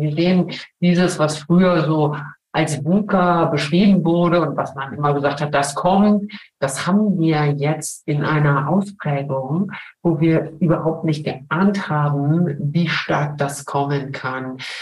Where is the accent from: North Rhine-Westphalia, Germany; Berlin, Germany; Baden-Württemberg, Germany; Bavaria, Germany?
Berlin, Germany; moved away as an adult; also born or lived in Cologne / Switzerland; now in St. Gallen, Switzerland; Ich bin in Köln geboren bin aber in Berlin aufgewachsen